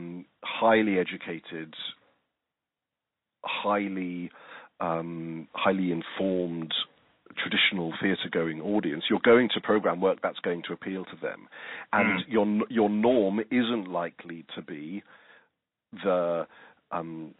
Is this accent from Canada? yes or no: no; England, United Kingdom; now in Australia; although I'm Australian, I come from England